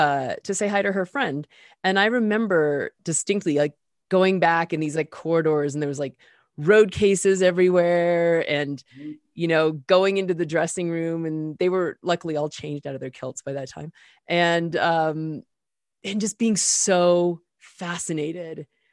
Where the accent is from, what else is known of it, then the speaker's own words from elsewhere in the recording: Denver, Colorado, United States; maybe when I was about somewhere between 6 and 8, maybe growing up in Denver.